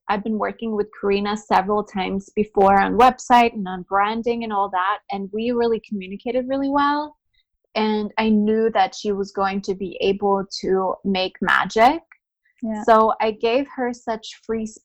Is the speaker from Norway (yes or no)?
yes; Norway; I am born and raised in Norway